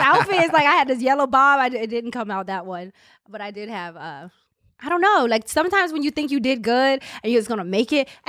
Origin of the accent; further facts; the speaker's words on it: Capitol Heights, Maryland, United States; From Capitol Heights.